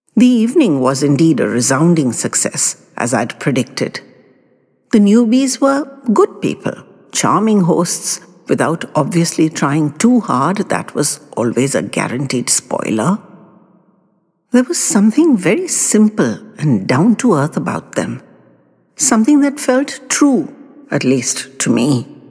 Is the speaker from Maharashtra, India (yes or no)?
yes; Mumbai, Maharashtra, India; when I was a very little boy growing up in Mumbai